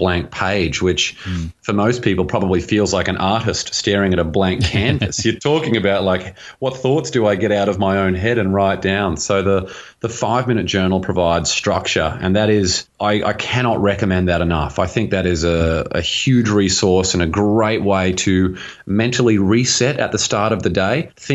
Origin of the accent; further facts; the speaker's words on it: Australia; now in Los Angeles, United States; where I grew up in Australia, and it's an absolutely beautiful place. It was only when I moved to America